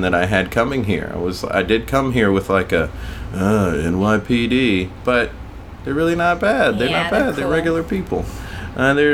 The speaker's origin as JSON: {"language": "English", "region": "South Carolina", "country": "United States", "said": "We're from South Carolina"}